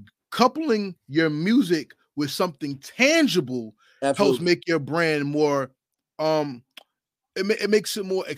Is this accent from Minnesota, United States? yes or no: no; New Jersey, United States; I'm from Jersey